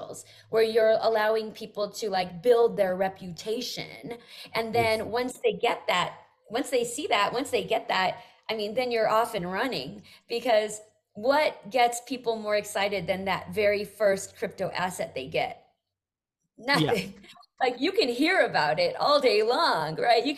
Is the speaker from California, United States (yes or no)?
yes; Bay Area, California, United States; I'm from the Bay Area